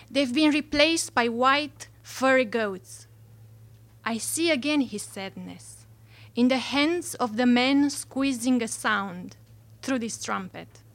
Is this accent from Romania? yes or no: yes; Romania; moved away; I'm not from here. I'm from Romania